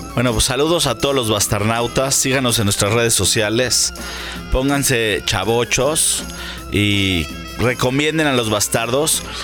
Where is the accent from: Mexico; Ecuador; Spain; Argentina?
Mexico; Yo soy mexicano